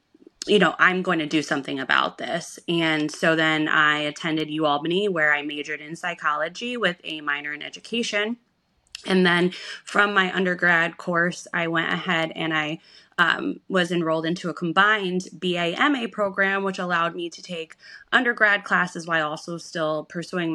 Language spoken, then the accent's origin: English; Schenectady, New York, United States; we're from Schenectady, New York